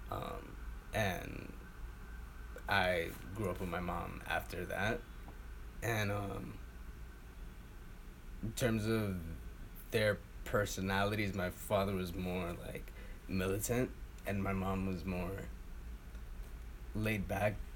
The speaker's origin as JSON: {"language": "English", "town": "Woodhaven", "region": "New York", "country": "United States", "tie": "born or raised there", "said": "I was born in Woodhaven, Queens."}